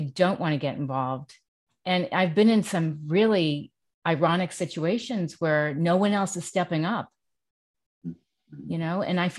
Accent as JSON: {"language": "English", "town": "New York City", "region": "New York", "country": "United States", "tie": "born or raised there", "said": "growing up in Manhattan"}